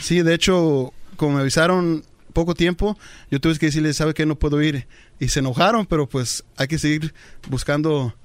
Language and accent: Spanish; Orange County, California, United States; yo soy nacido aquí en Orange County, pero mi papá es de Tepa y mamá es de Talpa de en Jalisco.